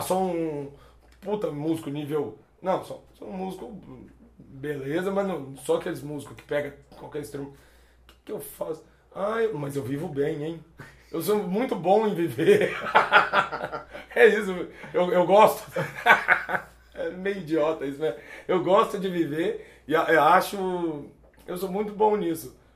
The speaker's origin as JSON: {"language": "Portuguese", "town": "Belo Horizonte", "region": "Minas Gerais", "country": "Brazil", "tie": "born or raised there", "also_born_or_lived": "Conceição do Mato Dentro / Dom Joaquim / Juquitiba / Florianópolis", "moved": "yes", "said": "sou mineiro, eu sou, sou, de Belo Horizonte, mas cresci indo pro interior, pra Conceição do Mato Dentro, Dom Joaquim"}